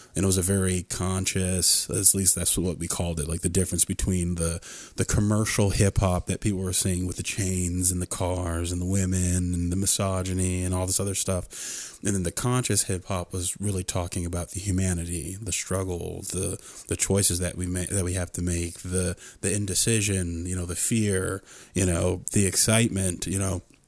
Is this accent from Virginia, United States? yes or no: yes; Stafford, Virginia, United States; I grew up in Stafford. I grew up in suburbia.